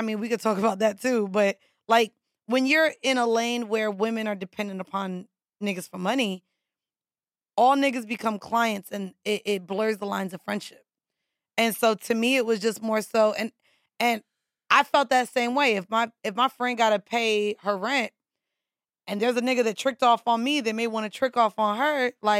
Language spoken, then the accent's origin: English; Orlando, Florida, United States; also born or lived in Atlanta / Miami; now in New York, United States; So I moved here from Miami. Before now, Miami was Atlanta, before Atlanta, Orlando.